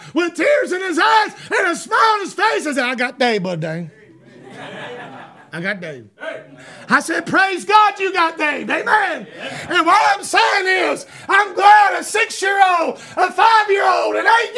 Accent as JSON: {"language": "English", "country": "United States", "said": "I'm an American"}